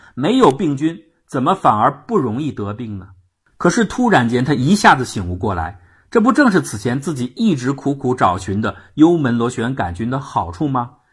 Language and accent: Chinese; China; 我们中国人所说的烧心